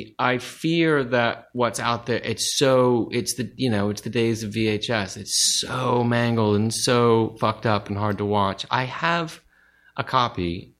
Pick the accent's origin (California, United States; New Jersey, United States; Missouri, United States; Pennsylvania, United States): California, United States; Studio City; In Studio City.